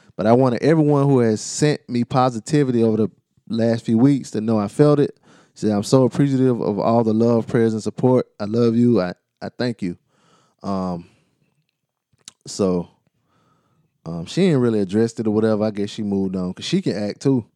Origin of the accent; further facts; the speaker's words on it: United States; I'm from Carolina